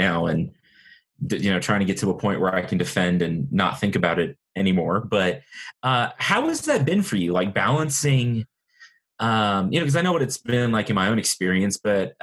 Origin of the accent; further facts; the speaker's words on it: Lubbock, Texas, United States; also born or lived in College Station, Texas; I grew up here in Lubbock, where I live now.